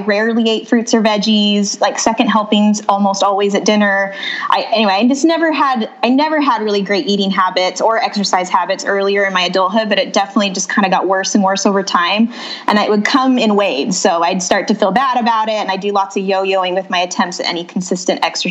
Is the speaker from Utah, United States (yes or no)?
yes; Utah, United States; moved away as an adult; also born or lived in North Phoenix, Arizona; now in Phoenix, United States; So I grew up in Utah and I met my husband at college at BYU